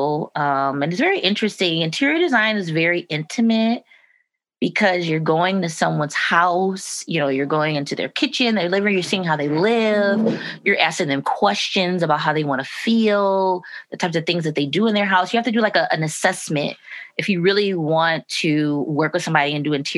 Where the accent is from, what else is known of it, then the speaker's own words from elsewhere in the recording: Detroit, Michigan, United States; growing up in Rosedale, grew up on the west side of Detroit, beautiful homes.